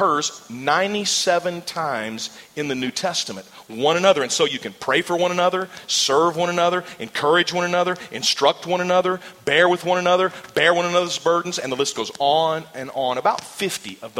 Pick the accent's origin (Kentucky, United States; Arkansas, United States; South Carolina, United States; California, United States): Arkansas, United States; moved away as an adult; also born or lived in Mississippi / South America / New York / Virginia; now in Louisiana, United States; We served in Arkansas. That was my home state and my home church. The first position I ever served in a church was as the student pastor at the church where I grew up